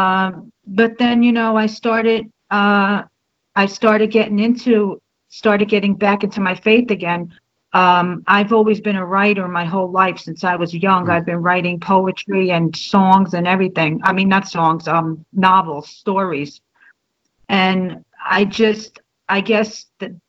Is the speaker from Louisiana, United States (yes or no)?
no; Jersey City, New Jersey, United States; moved away as an adult; I was born and raised Catholic in New Jersey, in Jersey City